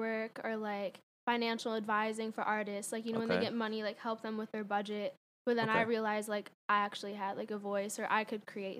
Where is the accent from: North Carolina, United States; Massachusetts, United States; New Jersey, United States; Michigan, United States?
Michigan, United States; Livonia; moved away as an adult; now in Los Angeles, United States; If I'm back at my hometown, Michigan, I can go to a bar.